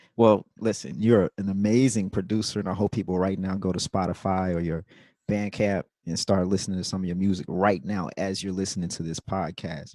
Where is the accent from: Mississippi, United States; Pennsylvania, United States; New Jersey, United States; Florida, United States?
Mississippi, United States; Jackson; moved away; also born or lived in New York City / New Orleans; I'm from Jackson, Mississippi